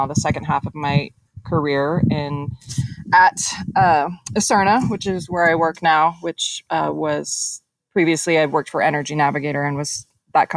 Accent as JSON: {"language": "English", "town": "Boulder", "region": "Colorado", "country": "United States", "tie": "born or raised there", "also_born_or_lived": "Charlotte, North Carolina", "moved": "as an adult", "said": "I'm born and raised in Boulder, Colorado"}